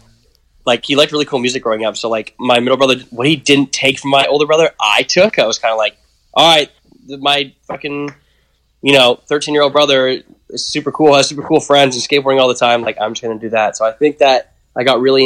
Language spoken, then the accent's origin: English; Pickering, Ontario, Canada; also born or lived in Scarborough, Toronto; now in Toronto, Canada; I was born in Scarborough, raised in, like, Pickering